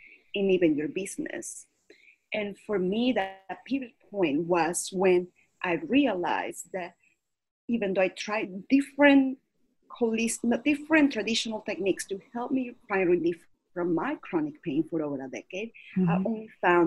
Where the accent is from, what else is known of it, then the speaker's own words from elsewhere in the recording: Caracas, Capital District, Venezuela; now in United States; I was born and raised in Caracas, Venezuela